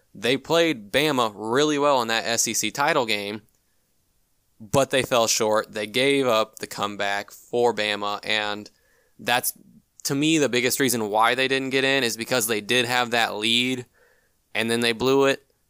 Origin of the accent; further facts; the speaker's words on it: Big Ten country, Midwest, United States; was born and raised in Big Ten country